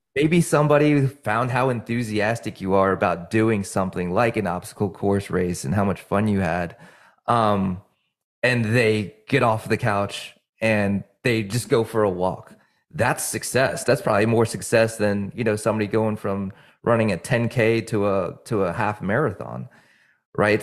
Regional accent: New Jersey, United States; moved away; also born or lived in Virginia; I'm from New Jersey

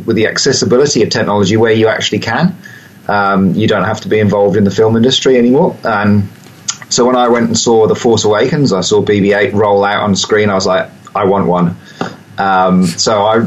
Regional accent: Wellington, New Zealand; my hometown here in Wellington

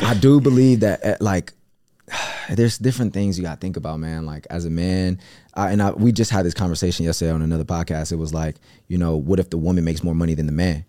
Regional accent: Cleveland, Ohio, United States; I come from Cleveland

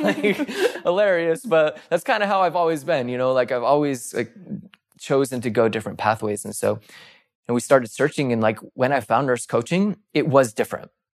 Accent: East Coast, United States; moved away as an adult; I started popping around to different E Rs in where, where I grew up on the East Coast

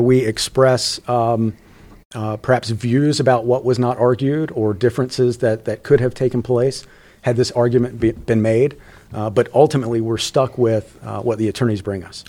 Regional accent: rural North Carolina, United States; I am from rural North Carolina

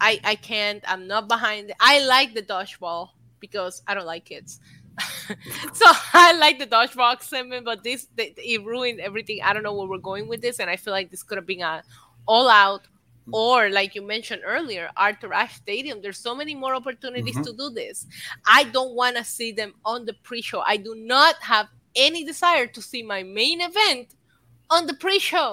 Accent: Puerto Rico; I'm too Puerto Rican

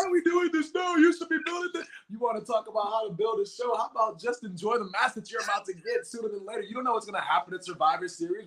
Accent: Boston, Massachusetts, United States; born or raised there

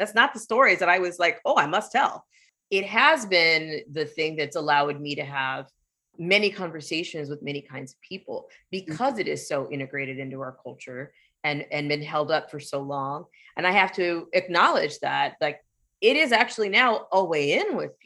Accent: San Diego, California, United States; I grew up in San Diego

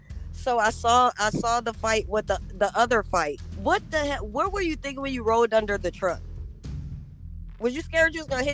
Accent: Rochester, New York, United States; now in Los Angeles, United States; I was born in Rochester, New York. Rochester, New York is very small.

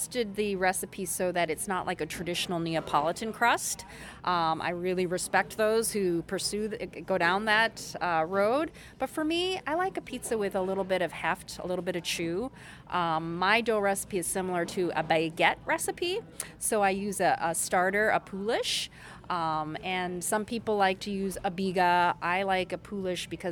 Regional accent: Minnesota, United States; also born or lived in South Korea / New York; born in Korea. Our family immigrated to Minnesota when I was 4. And pretty much K through 12, grew up in Minnesota, so I'm Minnesotan

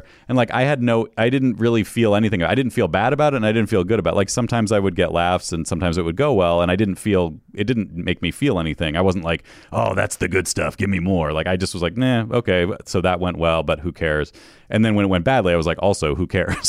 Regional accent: New York, United States; moved away as an adult; also born or lived in Western Massachusetts, United States; now in Los Angeles, United States; I'm from upstate New York and, and, uh, western Mass, like right on the, the state line there, both sides of it

